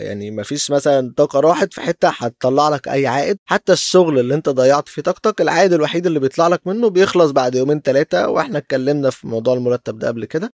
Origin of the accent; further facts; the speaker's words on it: Alexandria, Alexandria Governorate, Egypt; إحنا اسكندرانية